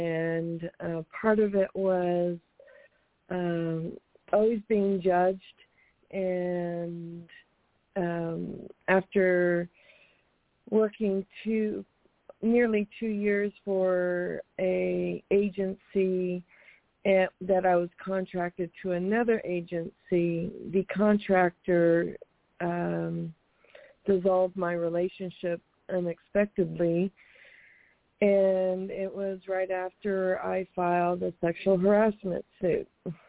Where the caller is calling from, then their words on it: Monterey, California, United States; I'm calling from Monterey, California.